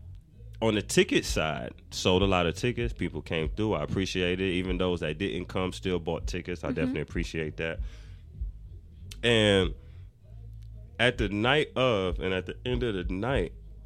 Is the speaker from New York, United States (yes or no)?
yes; New York, United States; moved away as an adult; now in Atlanta, United States; I'm from Harlem.